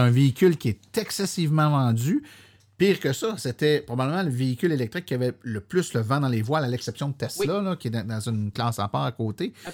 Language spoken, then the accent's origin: French; Saint-Hyacinthe, Quebec, Canada; je suis né à Saint-Hyacinthe, je viens de là